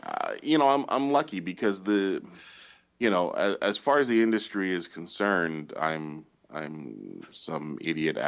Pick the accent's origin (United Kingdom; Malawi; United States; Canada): Canada; we're Canadian